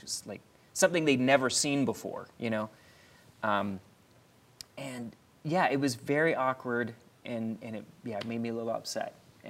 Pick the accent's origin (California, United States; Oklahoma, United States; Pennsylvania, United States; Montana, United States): Pennsylvania, United States; Philadelphia; now in Pittsburgh, United States; just being a black man growing up in Philadelphia, in the inner city, to being here in Pittsburgh now.